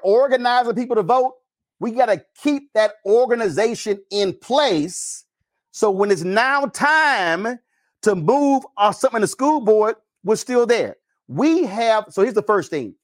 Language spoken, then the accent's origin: English; Texas, United States; I'm from Texas